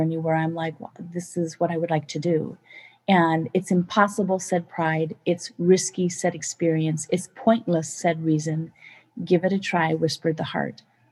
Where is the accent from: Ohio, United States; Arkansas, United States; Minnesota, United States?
Minnesota, United States; I come from Minnesota where we have fish and release